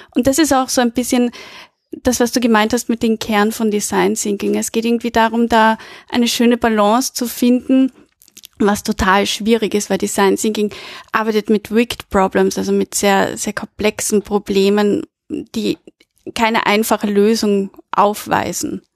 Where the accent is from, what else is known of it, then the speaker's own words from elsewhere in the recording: Vienna, Austria; Ich komme aus Wien